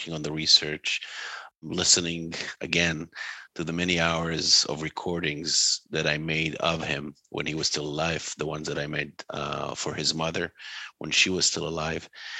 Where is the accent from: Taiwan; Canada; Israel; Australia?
Israel; now in United States; growing up in Israel.